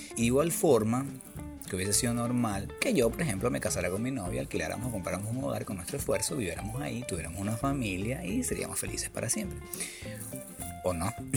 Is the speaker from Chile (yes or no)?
no; Venezuela; moved away as an adult; vengo de un lugar, o sea, que vengo de Venezuela, donde no hay buses